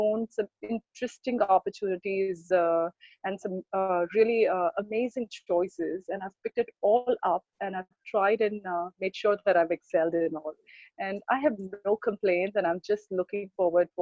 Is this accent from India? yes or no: yes; Mumbai, Maharashtra, India; I'm born and brought up in Mumbai